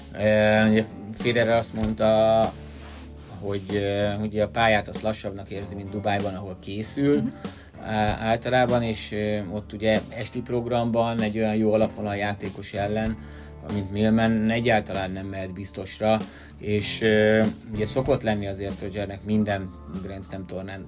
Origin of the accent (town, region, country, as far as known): Hungary